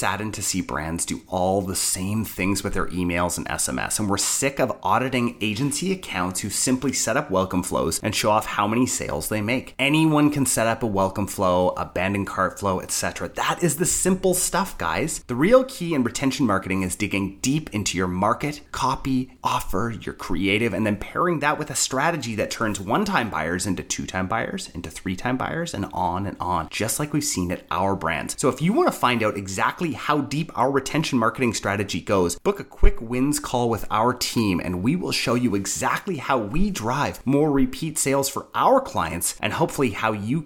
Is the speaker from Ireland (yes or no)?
no; Canada; being Canadians